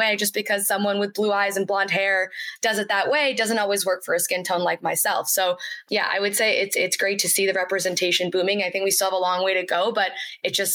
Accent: United States; As an Indian American woman

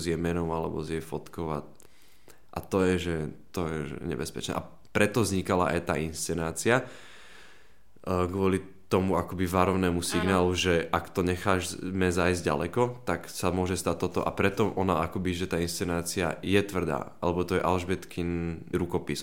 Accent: Banská Bystrica, Banská Bystrica Region, Slovakia; moved away as an adult; now in Bratislava, Slovakia; ja som prišiel z Banskej Bystrice z policajnej rodiny

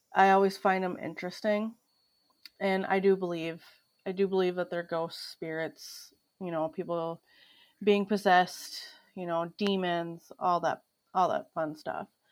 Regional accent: Minnesota, United States; my home state of Minnesota

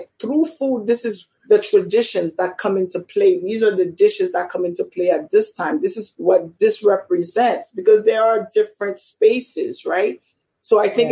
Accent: New York City, New York, United States; also born or lived in Haiti; growing up in Brooklyn and Flatbush, I knew other Haitians.

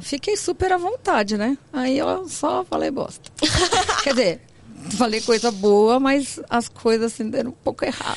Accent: São Paulo, Brazil; also born or lived in Santo André; Eu sou de São Paulo, mas eu fui para Santo André e voltei

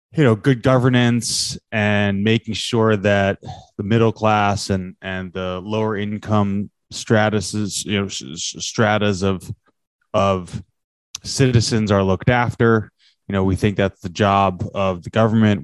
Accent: New York City, New York, United States; I am from New York City

